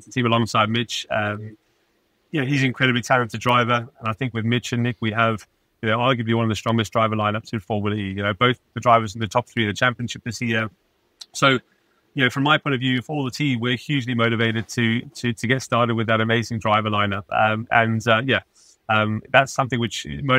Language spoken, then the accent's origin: English; Pretoria, Gauteng, South Africa; moved away; also born or lived in Johannesburg / Kyalami / Cape Town; I was born in Johannesburg and lived in Kyle Army actually for the early part of my life. Ironically, that's kind of where my love of racing actually started, living literally just a stone's throw from the circuit. Then moved to Pretoria and I went to high school at Pretoria Boys High